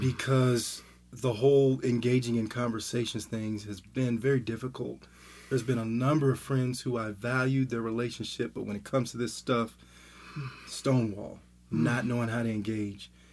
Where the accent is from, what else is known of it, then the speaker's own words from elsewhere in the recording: Southern California, United States; also born or lived in Denver, Colorado; I'm from Denver, but I live in Southern California. When I went to high school in Southern California